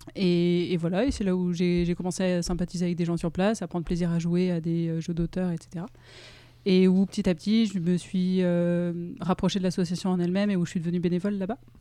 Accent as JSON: {"language": "French", "town": "Grenoble", "region": "Auvergne-Rhône-Alpes", "country": "France", "moved": "as an adult", "lives_now": "Lyon, France", "said": "je suis grenobloise d'origine. Et euh, j'ai déménagé à Lyon pour, euh, pour faire mes études et j'y suis restée après."}